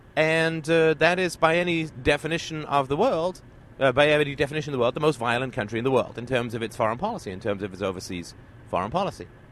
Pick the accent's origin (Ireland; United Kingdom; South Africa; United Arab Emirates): Ireland; now in Canada; I was born in Ireland, and I just happened to live in Canada